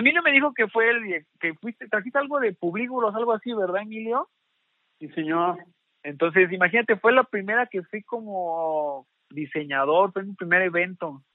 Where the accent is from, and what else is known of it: Xalapa, Veracruz, Mexico